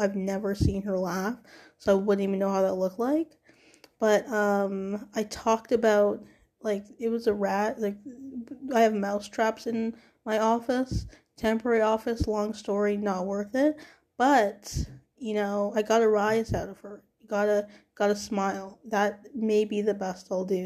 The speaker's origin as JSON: {"language": "English", "town": "Toronto", "region": "Ontario", "country": "Canada", "said": "I'm also from Toronto"}